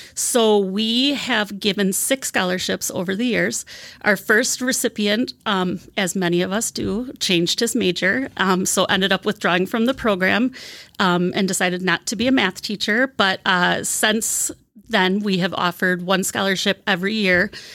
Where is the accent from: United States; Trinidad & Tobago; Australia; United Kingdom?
United States; Wisconsin; moved away as an adult; also born or lived in Albuquerque, New Mexico; I'm from Wisconsin.